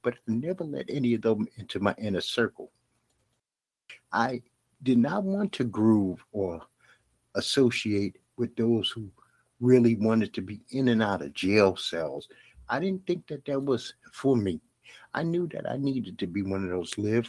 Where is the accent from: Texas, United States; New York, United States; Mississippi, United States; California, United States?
New York, United States; New York City; I grew up in Bed-Stuy, Brooklyn